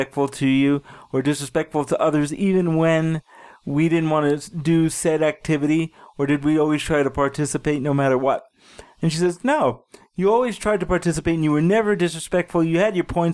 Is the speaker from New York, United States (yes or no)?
yes; New York City, New York, United States; now in Denver, United States; I grew up in Brooklyn, and it was a shithole.